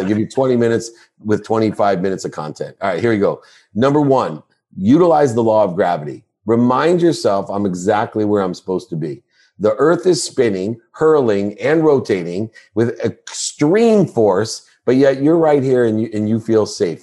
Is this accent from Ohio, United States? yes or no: yes; Akron, Ohio, United States; I was born in Akron, Ohio